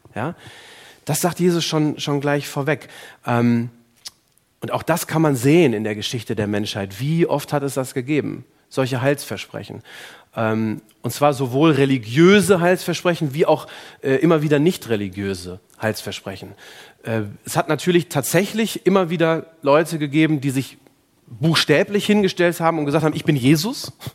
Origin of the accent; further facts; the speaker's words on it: Germany; bei uns in Deutschland